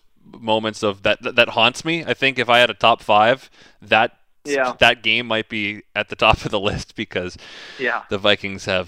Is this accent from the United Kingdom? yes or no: no; Ontario, Canada; moved away; So I didn't grow up here. I grew up in Ontario